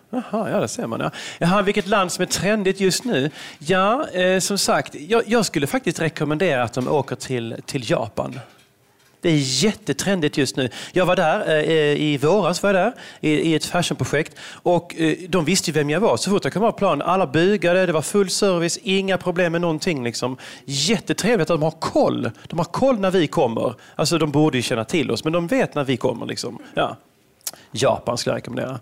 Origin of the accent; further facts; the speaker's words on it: Veberöd, Skåne, Sweden; moved away as an adult; also born or lived in Malmö / Stockholm; now in London, United Kingdom; jag kommer från Veberöd ursprungligen, en liten eh, håla här utanför Malmö, Lund.